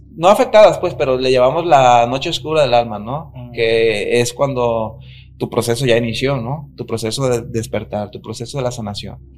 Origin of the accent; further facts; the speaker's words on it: Nayarit, Mexico; la cultura de, de donde yo vengo, que es Nayarit